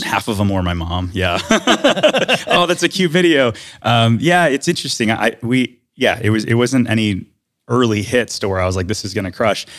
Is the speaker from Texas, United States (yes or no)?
no; Detroit, Michigan, United States; moved away as an adult; now in Winter Garden, United States; I grew up in Detroit, Michigan